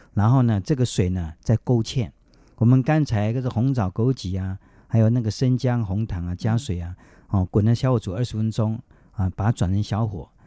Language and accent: Chinese; Taiwan; 我们台湾话